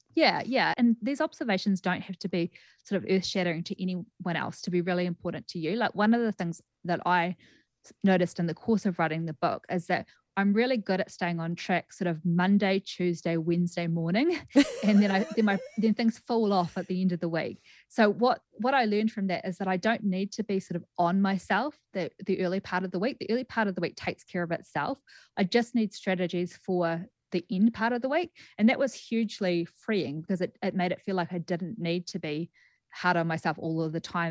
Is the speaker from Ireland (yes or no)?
no; Greymouth, West Coast, New Zealand; moved away as an adult; also born or lived in Christchurch, New Zealand / New York, United States; now in Las Vegas, United States; So I'm from Greymouth originally, and I studied at the University of Canterbury and then moved over to the U S in two thousand and thirteen.